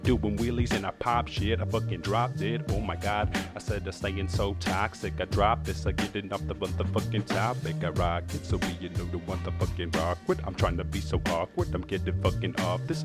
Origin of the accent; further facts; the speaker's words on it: Ireland; moved away; I come from Ireland